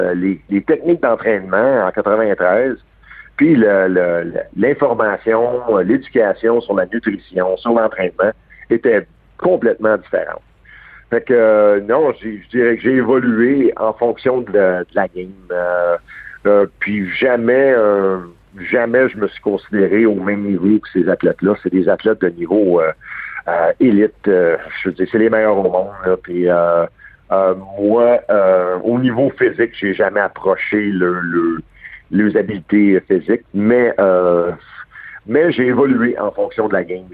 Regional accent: Montreal, Quebec, Canada; j'ai grandi. Euh, je suis né à Verdun un gars de Verdun, c'est à 5e avenue

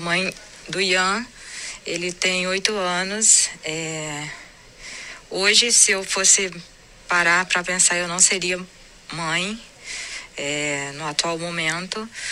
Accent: Paraíba, Brazil; eu sou paraibana

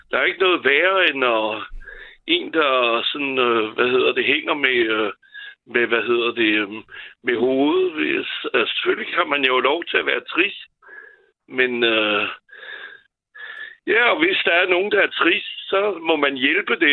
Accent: France; now in Denmark; da jeg er franskmand

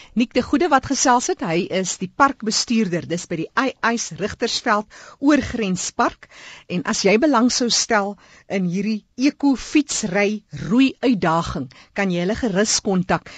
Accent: Namaqualand, Northern Cape, South Africa; ek is self hier van Namakoland, so ek weet wat dit is om droë wêreld te sien

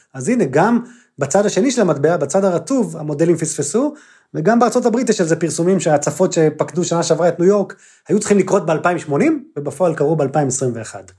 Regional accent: Israel

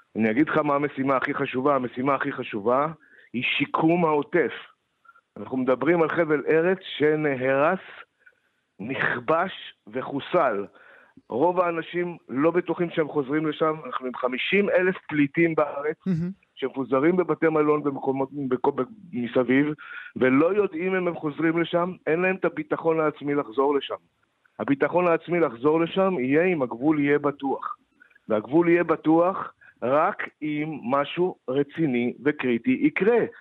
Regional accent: Moshav Yesha, western Negev, Southern District, Israel; moved away; אני גדלתי שם

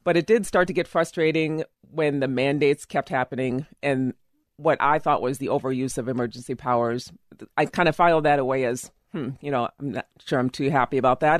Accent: Illinois, United States; also born or lived in Minnetonka, Minnesota; now in Eden Prairie, United States; I am from Illinois originally

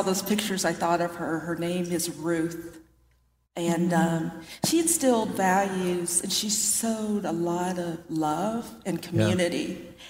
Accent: Delaware, Ohio, United States; we're from Delaware, Ohio. He would take us from relative to relative, and we all live within like a block

